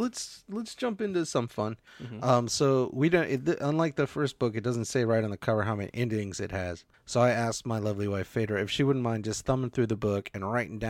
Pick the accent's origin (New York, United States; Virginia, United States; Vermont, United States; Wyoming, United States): Virginia, United States; So what it's going to be is the house that we grew up in North Virginia, Cliff Rock Court.